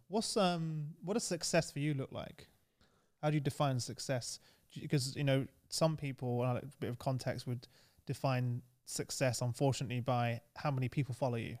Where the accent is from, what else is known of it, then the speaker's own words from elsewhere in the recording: London, United Kingdom; I grew up in East London